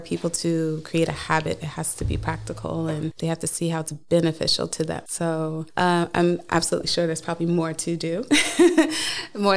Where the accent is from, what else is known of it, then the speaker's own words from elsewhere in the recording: Charleston, South Carolina, United States; moved away as an adult; now in Norway; I come from Charleston, South Carolina, so it's a very historic town.